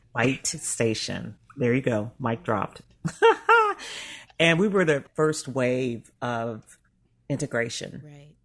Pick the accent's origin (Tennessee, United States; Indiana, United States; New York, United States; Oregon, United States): Tennessee, United States; Memphis; now in Chicago, United States; I was in the South. I was in Memphis okay. until uh, through high school.